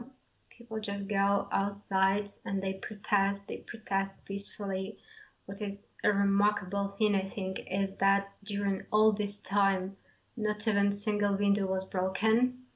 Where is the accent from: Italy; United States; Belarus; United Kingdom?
Belarus; English is a second language; No, I'm not from the capital, actually. I'm from a small city.